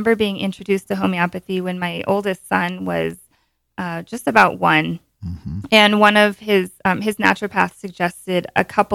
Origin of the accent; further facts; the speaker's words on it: Montana, United States; also born or lived in Bozeman, Montana / Bend, Oregon; born and raised in Montana and, you know, been in Bozeman for a long time